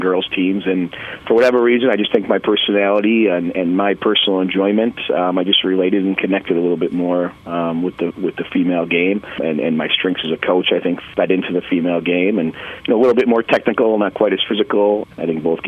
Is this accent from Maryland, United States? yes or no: no; Madison, Wisconsin, United States; I grew up in the Madison, Wisconsin area